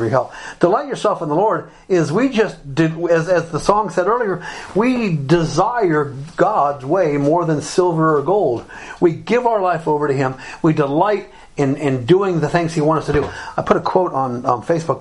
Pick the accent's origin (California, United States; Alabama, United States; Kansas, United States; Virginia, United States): Alabama, United States; moved away; also born or lived in Republic of Ireland; When I was growing up in Alabama, most places were closed on Sunday.